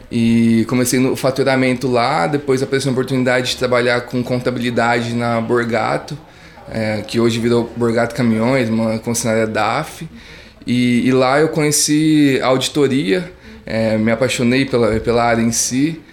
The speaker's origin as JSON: {"language": "Portuguese", "town": "Morro Agudo", "region": "São Paulo", "country": "Brazil", "tie": "born or raised there", "accent": "interior de São Paulo", "said": "eu sou de uma cidade do interior do estado de São Paulo, até conseguem ver pelo meu sotaque, né? Sou de Morragudo, maior produtor de cana-de-açúcar do Brasil e do mundo"}